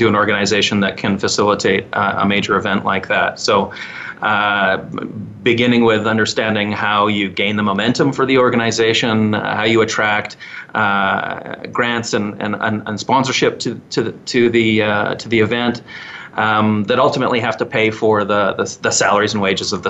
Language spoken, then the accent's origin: English; Edmonton, Alberta, Canada; moved away as an adult; also born or lived in Liverpool, United Kingdom; now in Calgary, Canada; I was actually born in the UK in Liverpool. Moved to Canada as a young boy, three or four, to Edmonton originally.